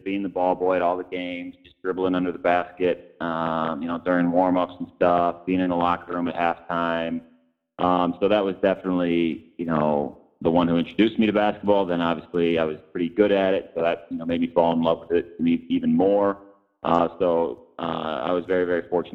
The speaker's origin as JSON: {"language": "English", "town": "Chicago", "region": "Illinois", "country": "United States", "tie": "born or raised there", "also_born_or_lived": "North Carolina", "moved": "as an adult", "said": "So growing up on the South Side, I was fortunate my parents were White Sox fans."}